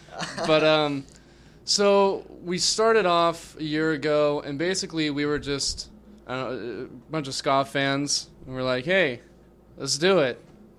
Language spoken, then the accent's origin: English; Orange County, California, United States; we're from Orange County.